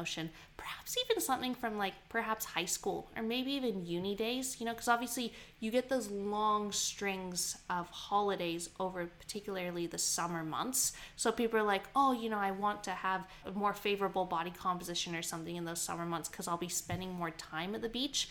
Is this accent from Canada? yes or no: yes; Canada; now in Queensland, Australia; I grew up in Canada